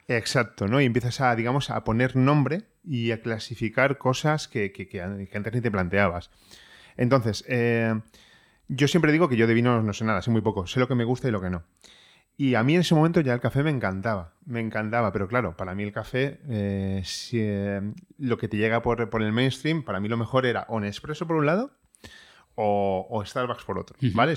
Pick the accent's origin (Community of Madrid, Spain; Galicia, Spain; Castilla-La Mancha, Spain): Community of Madrid, Spain; Madrid; moved away as an adult; also born or lived in Ireland; now in Madrid, Spain; yo soy de Madrid